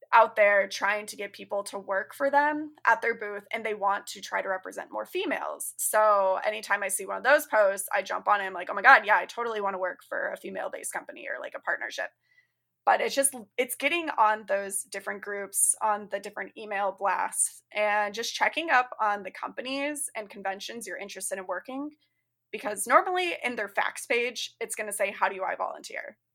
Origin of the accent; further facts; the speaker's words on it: Arizona, United States; now in Chicago suburbs, United States; I'm currently living in the Chicago suburbs. I'm originally from Arizona.